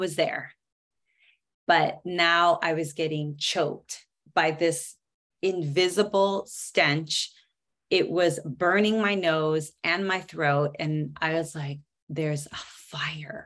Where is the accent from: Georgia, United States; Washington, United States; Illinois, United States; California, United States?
Washington, United States; Seattle; moved away; also born or lived in New York City; born and raised in Seattle and decided to take a bite of the Big Apple. So I moved out there